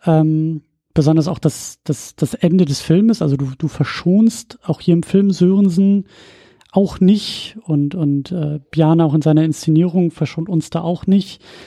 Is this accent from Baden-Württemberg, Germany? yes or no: no; Husum, Schleswig-Holstein, Germany; weil das äh, meine Heimatregion ist